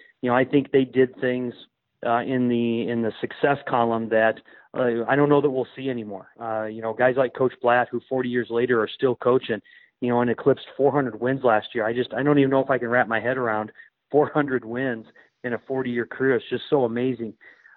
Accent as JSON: {"language": "English", "town": "Algona", "region": "Iowa", "country": "United States", "tie": "born or raised there", "said": "I grew up in Algona, Iowa, which is not too far from the Minnesota border up there"}